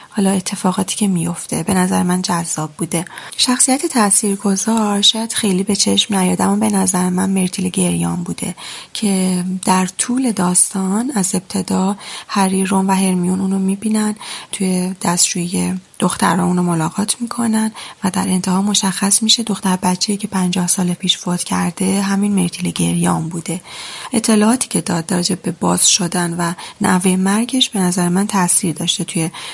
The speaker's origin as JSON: {"language": "Persian", "town": "Gorgan", "region": "Golestan", "country": "Iran", "said": "32 سالمه اهل گرگانم"}